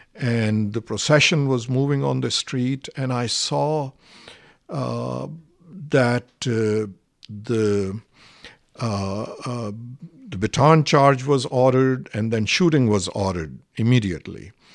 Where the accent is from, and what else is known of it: Pakistan; English is a second language; moved away as an adult; now in United States